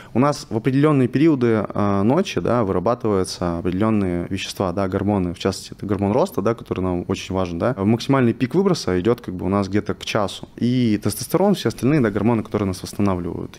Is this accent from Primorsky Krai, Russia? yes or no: yes; Vladivostok, Primorsky Krai, Russia; moved away as an adult; also born or lived in Moscow; now in Dubai, United Arab Emirates; Я из города Владивостока, э, мне 24 года сейчас. Э, я переехал в Москву, э, когда мне было 21